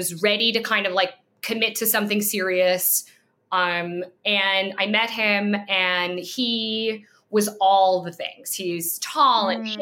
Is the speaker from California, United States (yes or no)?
no; New York, United States; I'm from New York.